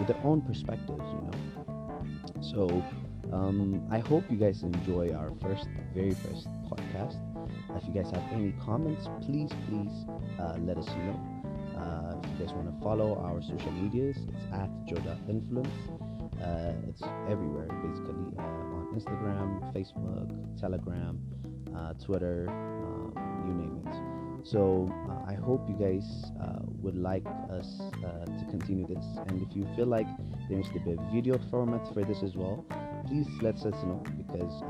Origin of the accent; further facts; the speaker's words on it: Ethiopia; I am straight from Ethiopia